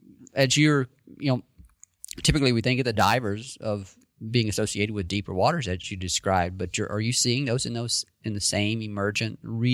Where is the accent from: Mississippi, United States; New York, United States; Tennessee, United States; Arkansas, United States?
Mississippi, United States; I grew up in Mississippi